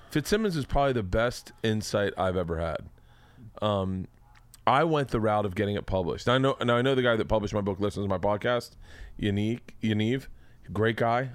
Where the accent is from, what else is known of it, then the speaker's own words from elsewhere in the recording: Florida, United States; I'm from Florida